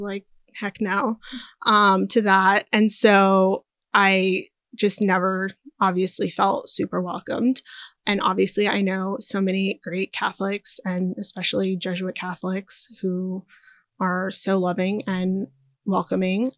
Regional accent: Maryland, United States; also born or lived in Inglewood, California; I was born in Inglewood, California. Then I grew up mostly in Maryland

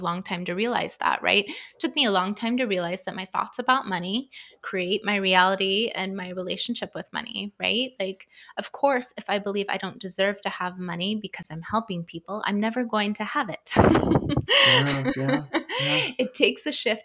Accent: Idaho, United States; also born or lived in Southern California; We moved from Southern California to the middle of nowhere, Idaho, and grew up on, you know, we farmed our own food.

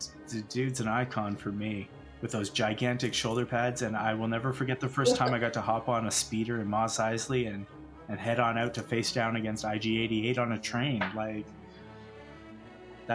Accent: Calgary, Alberta, Canada; We are from Stampede City

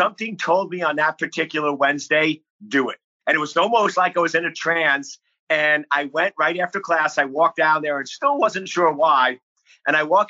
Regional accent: Lake Ronkonkoma, New York, United States; now in Virginia, United States; I'm born and raised on Long Island, New York.

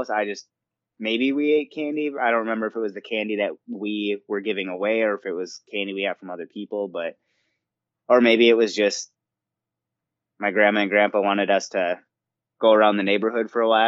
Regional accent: Stillwater, United States; moved away; after I moved away from Stillwater

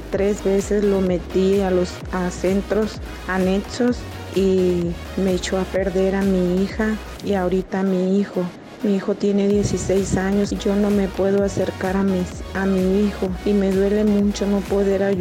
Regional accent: Venezuela; now in Chicago, United States; desde la ciudad de Chicago, acá en Illinois. Soy venezolana, viviendo acá

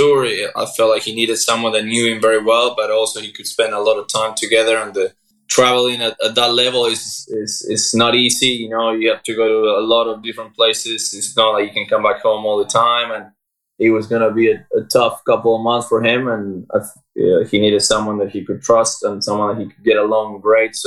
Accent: Argentina; moved away as an adult; also born or lived in United States; now in Barcelona, Spain; I'm from Argentina. I went to college a couple of years ago and then I kind of moved to Europe. So I left Argentina 10 years ago.

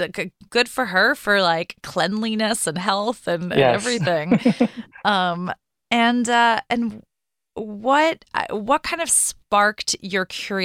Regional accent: New York City, New York, United States; Yes, I'm also a New Yorker. I'm in Midtown right now, but East Village would be way cooler.

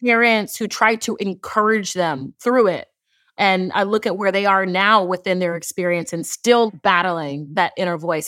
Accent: Houston, Texas, United States; I am from Houston, Texas, but I'm first generation. My parents immigrated here from Nigeria

